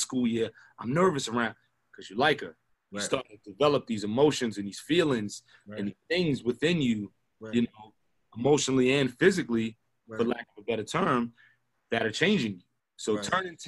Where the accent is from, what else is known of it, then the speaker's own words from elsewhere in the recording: New York City, New York, United States; I was born in Kings County, which if you know Brooklyn, is one of the worst hospitals, if not the worst hospital in Brooklyn